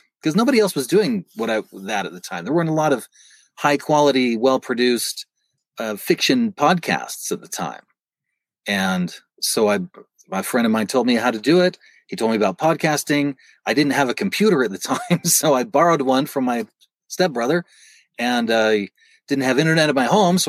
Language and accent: English; Utah, United States; I was from Utah